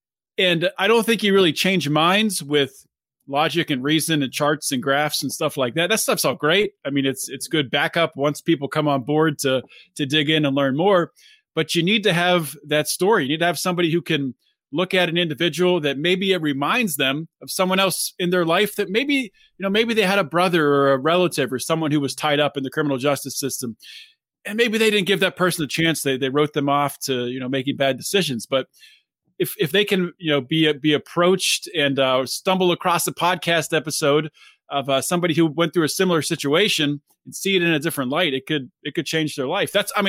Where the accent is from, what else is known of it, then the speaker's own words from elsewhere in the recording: Pittsburgh, Pennsylvania, United States; I grew up in Pittsburgh area. I'm living there again. But after graduating college, I moved around a little bit, had a job in Georgia.